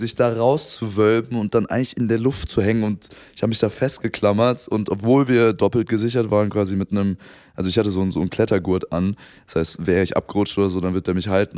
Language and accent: German; Frankfurt, Hesse, Germany; ich komme aus Frankfurt